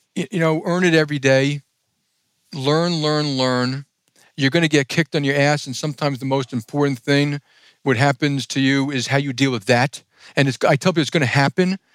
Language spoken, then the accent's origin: English; New York City, New York, United States; I grew up in Jackson Heights, Queens.